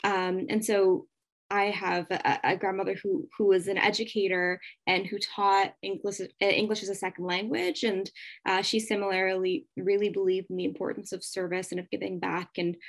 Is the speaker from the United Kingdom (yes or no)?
no; Mississauga, Ontario, Canada; Mississauga and in Ontario, which is where I'm from.